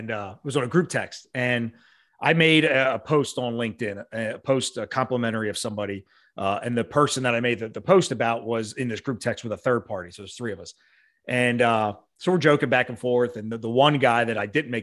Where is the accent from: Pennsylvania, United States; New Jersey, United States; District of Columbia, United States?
Pennsylvania, United States; Montgomery County; we grew up in Monco, Montgomery County, PA